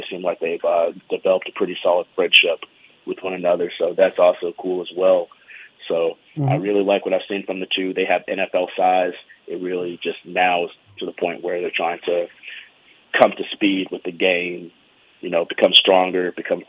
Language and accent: English; United States; also born or lived in Alabama / Charlotte, North Carolina; I grew up in Alabama and in Charlotte. Those are like my two home cities